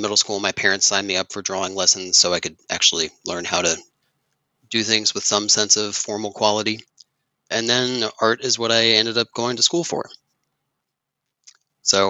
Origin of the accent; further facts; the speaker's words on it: Elizabethtown, Pennsylvania, United States; also born or lived in Philadelphia; I grew up in rural Lancaster County outside of a small town called Elizabethtown